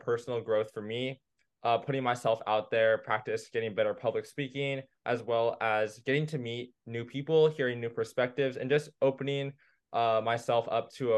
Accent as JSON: {"language": "English", "town": "San Ramon", "region": "California", "country": "United States", "said": "I'm from San Ramon, California in the East Bay"}